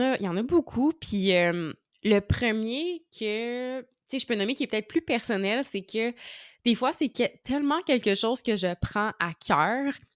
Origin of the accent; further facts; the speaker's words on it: Outaouais, Quebec, Canada; je viens de la région de l'Outaouais